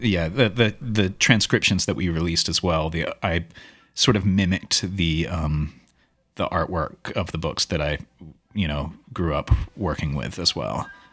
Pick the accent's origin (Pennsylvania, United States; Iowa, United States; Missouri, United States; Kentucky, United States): Kentucky, United States; Louisville; moved away as an adult; also born or lived in Portland; growing up in Louisville and doing sort of teen angst type of music